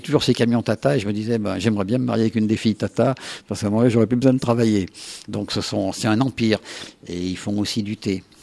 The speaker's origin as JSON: {"language": "French", "area": "Isère", "region": "Auvergne-Rhône-Alpes", "country": "France", "said": "je suis de l'Isère"}